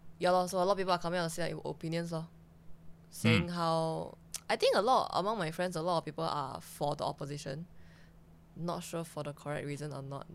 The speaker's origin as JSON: {"language": "English", "country": "Singapore", "tie": "born or raised there", "also_born_or_lived": "China", "said": "Born in China. raised in Singapore"}